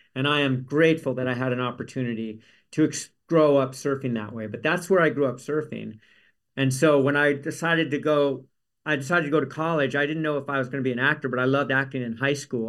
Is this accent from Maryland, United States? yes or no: no; Palos Verdes, California, United States; also born or lived in Carmel; I grew up in Palos Verdes